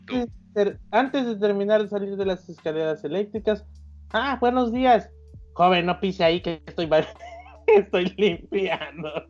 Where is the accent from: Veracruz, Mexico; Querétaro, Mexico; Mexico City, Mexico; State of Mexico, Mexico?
Veracruz, Mexico; soy jarocho